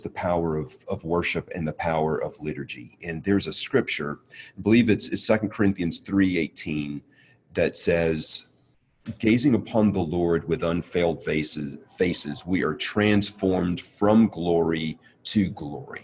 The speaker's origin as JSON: {"language": "English", "region": "Mississippi", "country": "United States", "moved": "yes", "said": "I'm originally from the South, from Mississippi."}